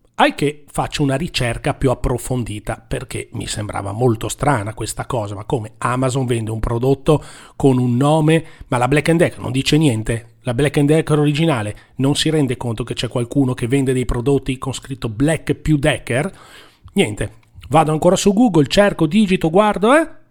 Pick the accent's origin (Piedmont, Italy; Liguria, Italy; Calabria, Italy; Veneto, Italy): Liguria, Italy; Genoa; siamo di Genova